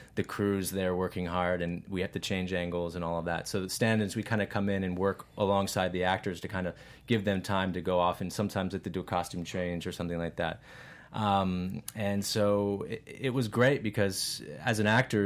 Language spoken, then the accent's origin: English; Virginia, United States; I am an actor from Virginia and primarily been working in the Mid-Atlantic area